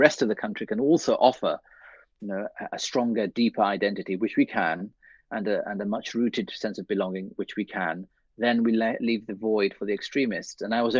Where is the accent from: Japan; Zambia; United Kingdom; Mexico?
United Kingdom; London; Yes, Sir William Burroughs Primary School, yes.